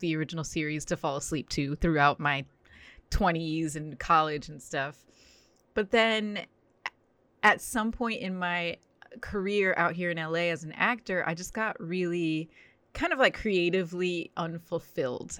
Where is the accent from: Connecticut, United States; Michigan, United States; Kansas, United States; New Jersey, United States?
New Jersey, United States; now in Los Angeles, United States; I grew up in New Jersey, but we would spend every summer in Florida